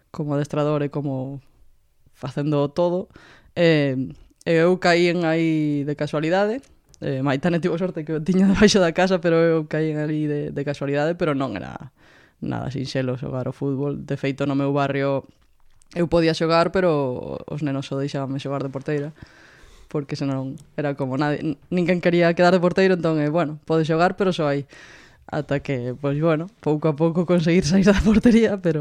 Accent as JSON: {"language": "Galician", "town": "Vigo", "region": "Galicia", "country": "Spain", "tie": "born or raised there", "said": "eu crecí nos 90, que era un período duro para estar ali, a verdade, moita droga e... Eh, e moitos problemas na rúa, pero pero un barrio moi moi unido, non? Eu vivo no, no Rocío, na, na Rúa do Medio"}